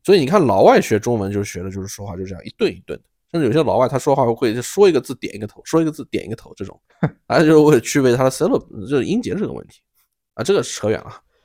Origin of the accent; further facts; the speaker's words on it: China; moved away; 我们中国人